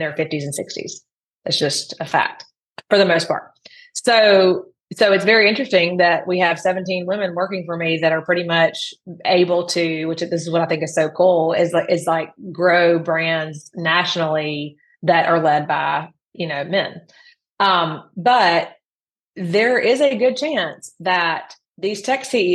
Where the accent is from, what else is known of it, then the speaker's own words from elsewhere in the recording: the Deep South, Mississippi, United States; I grew up in the Deep South